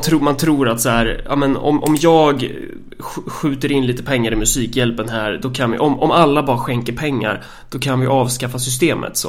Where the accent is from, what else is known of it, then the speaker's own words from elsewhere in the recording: Sweden; vi eh, som svenskar